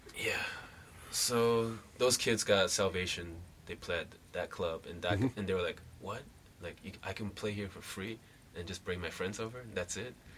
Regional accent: Taiwan; moved away; also born or lived in Hawaii / Vancouver; I'm from Taiwan

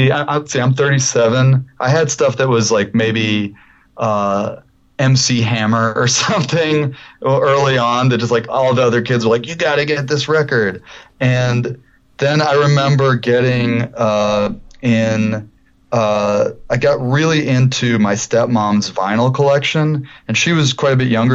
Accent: Detroit, Michigan, United States; I grew up in Detroit

